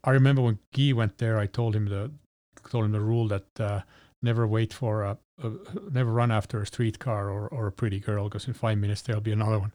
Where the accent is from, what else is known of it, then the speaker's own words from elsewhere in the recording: Helsinki, Uusimaa, Finland; My hometown of Helsinki.